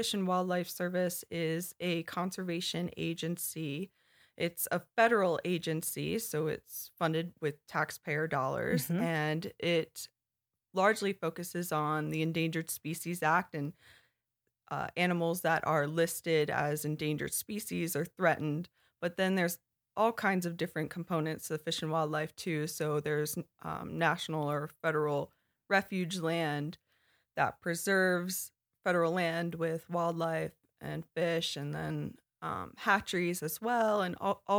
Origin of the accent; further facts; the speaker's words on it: Maryland, United States; moved away as an adult; now in Montana, United States; I grew up in Maryland and I grew up riding horses.